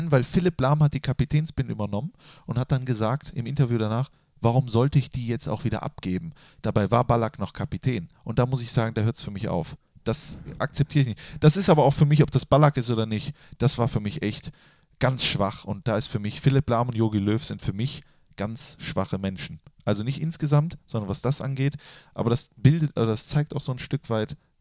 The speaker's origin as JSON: {"language": "German", "country": "Germany", "tie": "born or raised there", "moved": "yes", "said": "Ich bin in Reit aufgewachsen"}